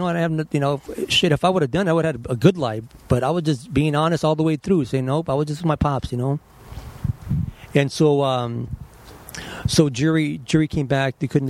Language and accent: English; Los Angeles, California, United States; I was born down the street in General Hospital. General Hospital? So East L.A.